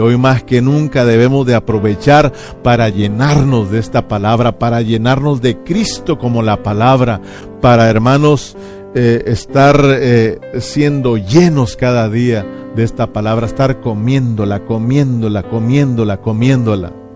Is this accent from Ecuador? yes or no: no; Mexico; uno de nosotros como mexicanos